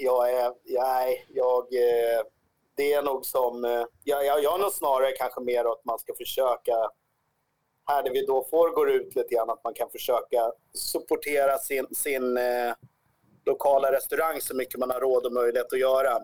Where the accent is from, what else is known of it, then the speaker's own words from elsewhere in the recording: Sweden; vår chans som svenskar